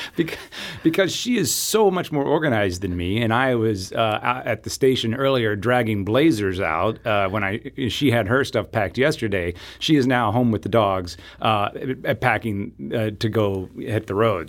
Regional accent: Southeast Missouri, United States; I grew up in Southeast Missouri

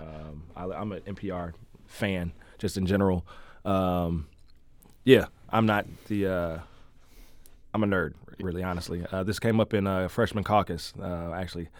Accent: St. Louis, Missouri, United States; I grew up in the loop in the West End in Dogtown

